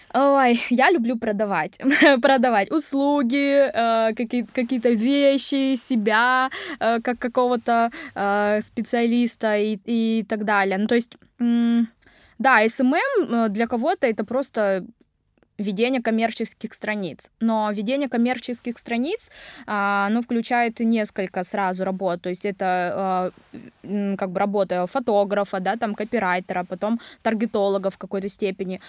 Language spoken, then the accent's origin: Russian; Nevinnomyssk, Stavropol Krai, Russia; first language Vietnamese; moved away as an adult; also born or lived in Vietnam; now in Krasnodar, Russia; я родилась в Нивином Иске, это Ставропольский край, это небольшой совсем город